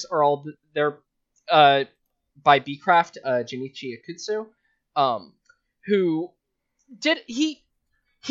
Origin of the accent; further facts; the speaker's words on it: Las Vegas, Nevada, United States; moved away; I'm from Vegas